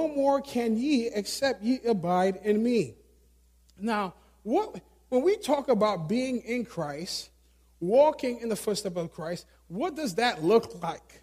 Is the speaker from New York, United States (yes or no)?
yes; New York City, New York, United States; Growing up in New York City, city mentality